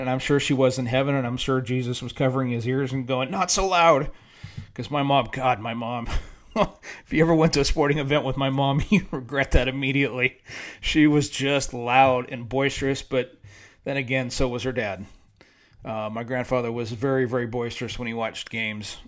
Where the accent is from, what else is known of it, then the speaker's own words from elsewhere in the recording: San Diego, California, United States; moved away as an adult; now in Dallas-Fort Worth, United States; growing up in San Diego